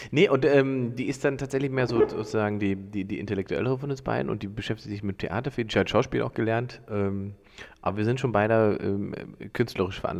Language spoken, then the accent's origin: German; Salzwedel, Saxony-Anhalt, Germany; now in Berlin, Germany; bin ich in Sachsen-Anhalt